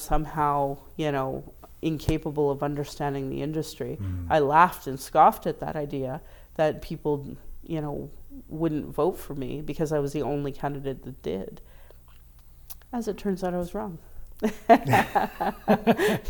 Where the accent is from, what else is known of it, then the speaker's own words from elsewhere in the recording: Calgary, Alberta, Canada; I was raised as a Calgarian, I was raised as an Albertan, as a Canadian